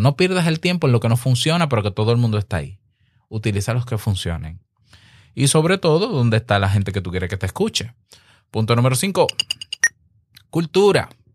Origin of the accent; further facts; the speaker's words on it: Dominican Republic; En mi país, República Dominicana